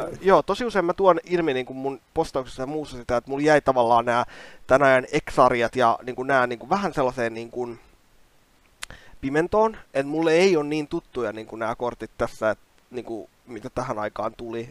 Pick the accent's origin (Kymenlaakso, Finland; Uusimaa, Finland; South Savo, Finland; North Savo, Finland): Kymenlaakso, Finland; Kouvola; mähän tulen Kouolasta